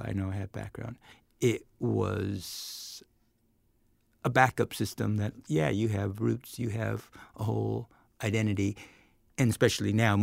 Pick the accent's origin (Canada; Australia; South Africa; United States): United States; Chula Vista, California; I grew up in Chula Vista, California, which is very different now